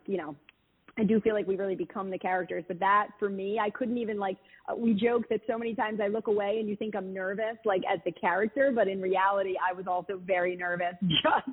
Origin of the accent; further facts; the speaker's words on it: Philadelphia, Pennsylvania, United States; accent: Philly; I have like a very distinct, I think, Philly accent.